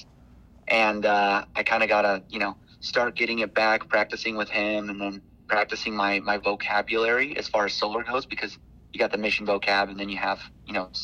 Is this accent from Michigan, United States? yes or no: no; Kaysville, Utah, United States; also born or lived in Guadalajara, Mexico; I'm from Kaysville, Utah